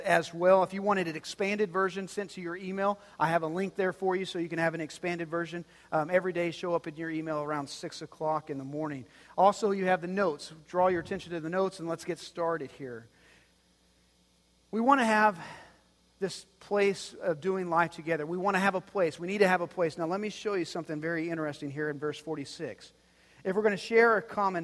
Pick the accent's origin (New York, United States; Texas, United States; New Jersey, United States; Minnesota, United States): Texas, United States; Dumas; I grew up in Dumas, Texas